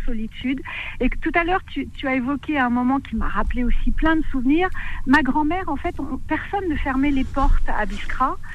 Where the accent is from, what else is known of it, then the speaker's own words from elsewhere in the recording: Biskra, Biskra Province, Algeria; now in France; je viens de Beskra et Sidi Oukba